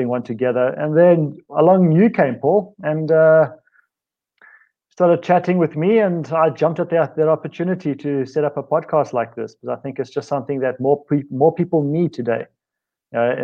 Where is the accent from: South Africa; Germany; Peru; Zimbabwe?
South Africa; accent: South African; my accent is South African. I grew up in a very sporting environment